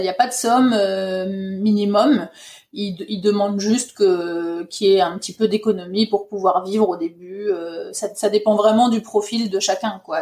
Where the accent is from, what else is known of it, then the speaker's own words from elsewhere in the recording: Ardennes, Grand Est, France; moved away as an adult; also born or lived in Paris, France; now in Norway; je suis originaire euh, des Ardennes